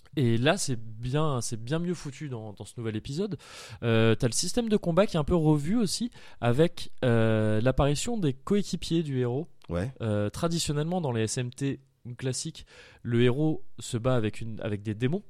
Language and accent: French; Paris region, Île-de-France, France; now in Bordeaux, France; Je suis de Paris, de région parisienne à la base. Je suis arrivé à, Bordeaux